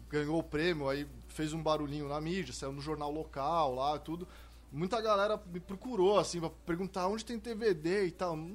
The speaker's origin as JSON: {"language": "Portuguese", "town": "Santos", "region": "São Paulo", "country": "Brazil", "tie": "born or raised there", "said": "em Santos, eu cresci em Santos, então lá pelo menos eu tava em maioria na classe, né?"}